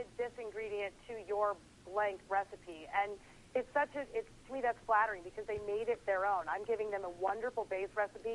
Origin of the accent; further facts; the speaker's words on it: Tennessee, United States; now in New York, United States; I'm from Tennessee. I moved to New York.